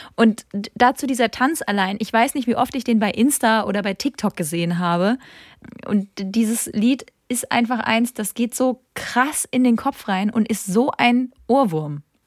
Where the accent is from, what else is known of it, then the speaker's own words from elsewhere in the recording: Rhineland-Palatinate, Germany; Ich komme aus der Pfalz